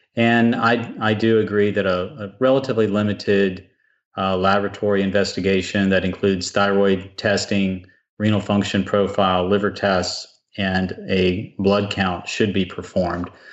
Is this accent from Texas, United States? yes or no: yes; South Texas, United States; I grew up in South Texas, and I spent lots of time working on a ranch